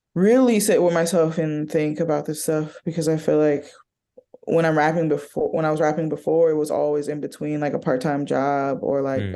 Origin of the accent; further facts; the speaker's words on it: Oakland, California, United States; I'm from Oakland